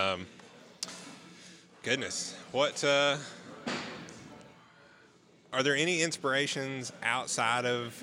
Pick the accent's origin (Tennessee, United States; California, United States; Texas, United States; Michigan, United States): Tennessee, United States; I've lived in Tennessee my whole life.